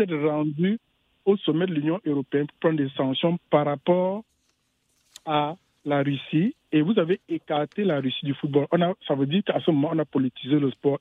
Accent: Cameroon; je viens du Cameroun

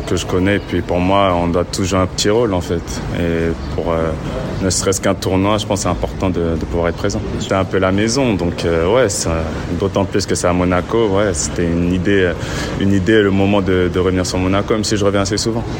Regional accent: Côte d’Ivoire; au pays chez moi en Côte d'Ivoire

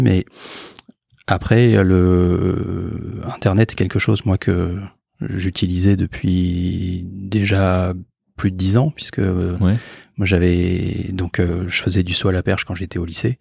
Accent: Bordeaux, Nouvelle-Aquitaine, France; moved away as an adult; also born or lived in Antilles / Île-de-France; now in Marseille, France; je suis originaire de Bordeaux, j'ai fait mon internat aux Antilles, ensuite j'ai vécu en région parisienne et maintenant je suis à Marseille

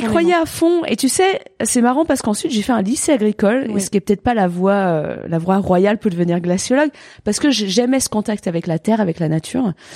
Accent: Gruffy, Auvergne-Rhône-Alpes, France; also born or lived in Annecy; Je viens d'Annecy, quoi. Je suis née à Annecy, j'ai grandi à Gruffy.

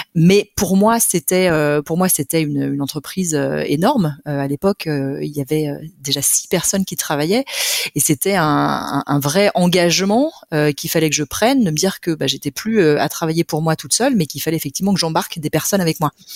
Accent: Monts du Lyonnais, Auvergne-Rhône-Alpes, France; also born or lived in Lyon; je suis lyonnaise d'origine, née à Lyon et euh, j'ai grandi dans les monts du Lyonnais

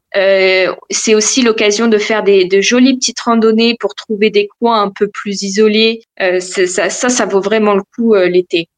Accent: Val-d'Oise, Île-de-France, France; moved away as an adult; now in Berlin, Germany; je viens de, du Val d'Oise.

